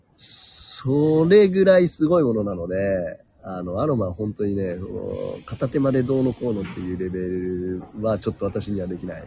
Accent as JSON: {"language": "Japanese", "region": "Chiba", "country": "Japan", "tie": "born or raised there", "also_born_or_lived": "New Mexico", "moved": "as an adult", "said": "育ちは千葉県ですね。"}